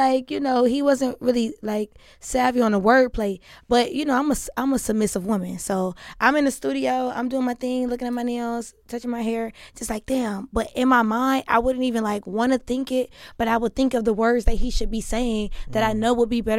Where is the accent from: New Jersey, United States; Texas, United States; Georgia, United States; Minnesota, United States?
Georgia, United States; Atlanta; I'm from Atlanta. Southside, Riverdale, stand up.